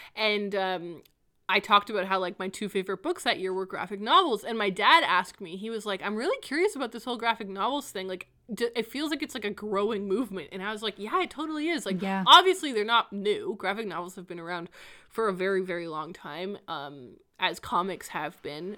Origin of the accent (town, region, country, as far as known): Canada